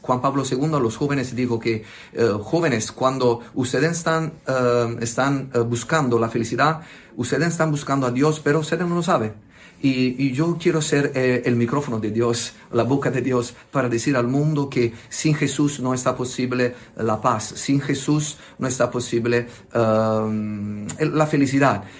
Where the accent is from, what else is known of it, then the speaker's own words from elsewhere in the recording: Italy; Spanish is a second language; pido perdón por mi español, por soy italiano